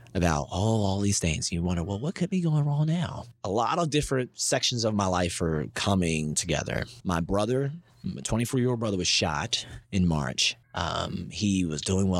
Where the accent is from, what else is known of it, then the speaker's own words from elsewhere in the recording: Baltimore, Maryland, United States; moved away; I'm from Baltimore